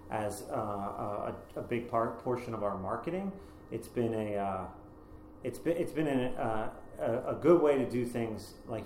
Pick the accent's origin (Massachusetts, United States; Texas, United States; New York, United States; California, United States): Massachusetts, United States; Boston; moved away as an adult; now in Los Angeles, United States; I come from Boston